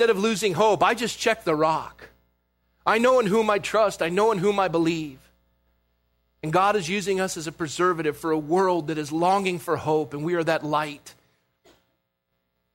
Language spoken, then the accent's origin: English; Coronado, California, United States; Growing up in Coronado, I had the privilege to be a lifeguard.